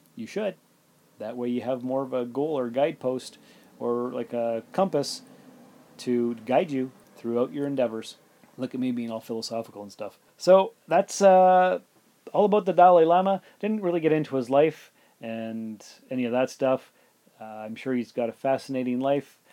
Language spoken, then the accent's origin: English; Sault Ste. Marie, Ontario, Canada; also born or lived in North Bay, Ontario; now in Timmins, Canada; I'm from Sault Ste. Marie, Ontario, and I lived in North Bay, and I lived in, well, I'm living in Timmins right now.